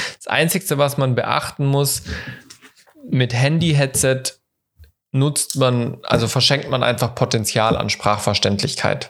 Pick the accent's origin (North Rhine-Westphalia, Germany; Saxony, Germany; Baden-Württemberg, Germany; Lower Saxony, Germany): Baden-Württemberg, Germany; Ludwigsburg; bei Ludwigsburg, bei meiner Heimatstadt